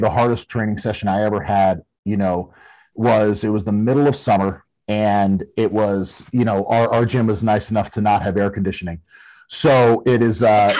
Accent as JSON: {"language": "English", "region": "Connecticut", "country": "United States", "said": "we're both from Connecticut"}